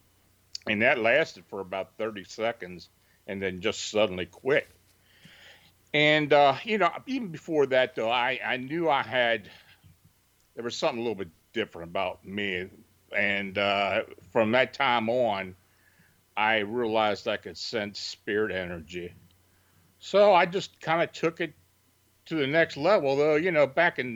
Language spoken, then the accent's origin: English; near Gettysburg, Pennsylvania, United States; I was born and raised near Gettysburg